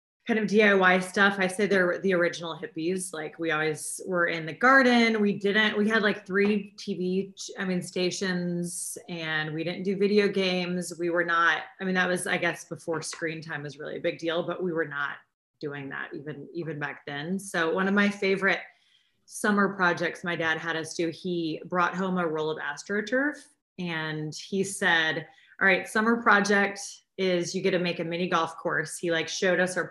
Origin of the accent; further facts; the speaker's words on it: Missouri, United States; also born or lived in Los Angeles; now in New York City, United States; in Missouri, in my hometown